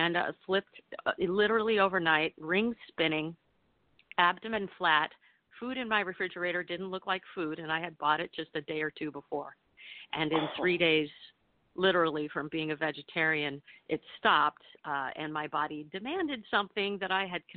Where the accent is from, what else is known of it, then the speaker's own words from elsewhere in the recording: Michigan, United States; moved away; also born or lived in New York; my plastic Midwestern diet growing up in Michigan